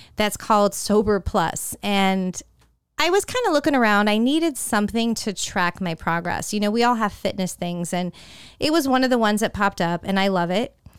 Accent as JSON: {"language": "English", "region": "Northern California", "country": "United States", "tie": "born or raised there", "moved": "as an adult", "said": "I grew up in Northern California"}